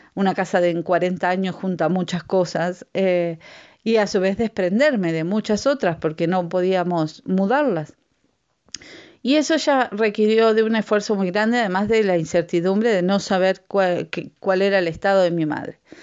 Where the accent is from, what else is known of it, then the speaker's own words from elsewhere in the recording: Uruguay; moved away; yo soy de Uruguay eh, mi, familia también es de Uruguay